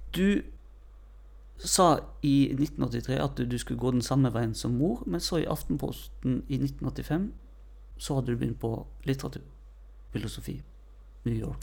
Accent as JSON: {"language": "Norwegian", "town": "Odda", "region": "Vestland", "country": "Norway", "tie": "born or raised there", "said": "Jeg kommer jo fra Odda. Plassen der jeg vokste opp, så jeg kan alle steinene"}